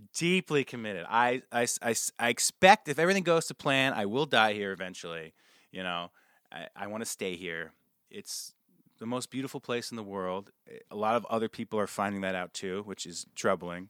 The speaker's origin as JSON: {"language": "English", "town": "New Paltz", "region": "New York", "country": "United States", "tie": "born or raised there", "said": "I grew up outside of New Paltz"}